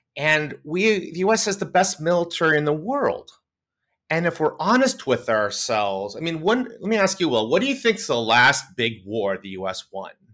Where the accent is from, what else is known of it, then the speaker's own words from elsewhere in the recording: United States; also born or lived in Connecticut / New York City; I grew up in Connecticut, New York City